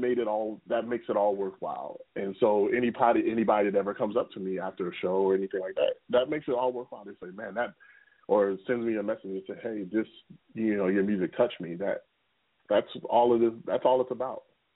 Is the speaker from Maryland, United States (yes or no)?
yes; Baltimore, Maryland, United States; now in Jacksonville Beach, United States; Baltimore, my hometown, in the Northeast region